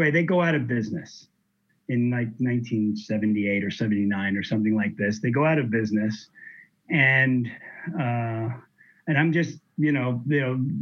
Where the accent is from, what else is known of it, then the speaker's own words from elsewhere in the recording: New York, United States; moved away; also born or lived in Miami; I grew up in New York. I moved to Miami in 1981